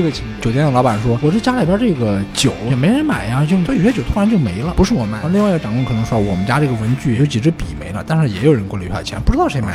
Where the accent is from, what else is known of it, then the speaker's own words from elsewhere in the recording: Anhui, China; moved away; also born or lived in Shanghai; 小时候生活在这个农村，从小就是听这个。妖怪的怪谈呀，妖怪的故事长大的。 安徽 对安徽